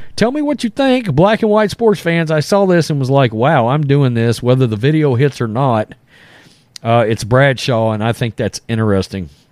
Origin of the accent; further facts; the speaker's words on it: Texas, United States; we're from Texas